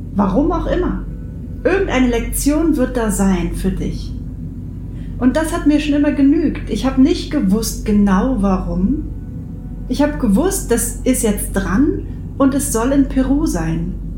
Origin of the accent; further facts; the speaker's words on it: near the Baltic Sea, Baltic coast, Germany; in meiner Heimat hier in der Nähe der Ostsee